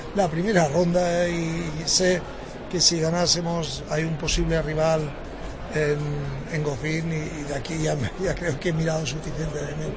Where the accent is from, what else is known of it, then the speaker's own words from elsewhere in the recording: Spain; yo como español